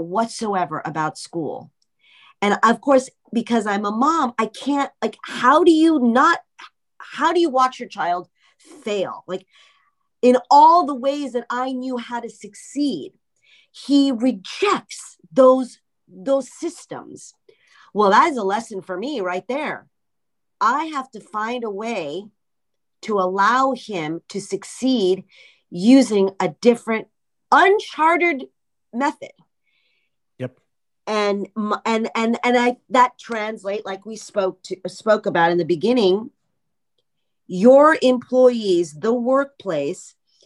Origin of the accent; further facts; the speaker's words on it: Los Angeles, California, United States; I'm Russian, Israeli, Iranian, and I was born in Hollywood, California